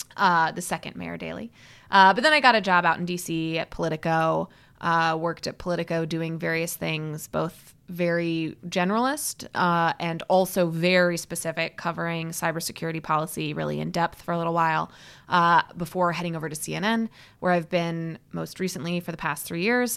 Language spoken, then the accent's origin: English; Midwest, United States; also born or lived in Seattle, Washington / Chicago; I grew up mostly in the Midwest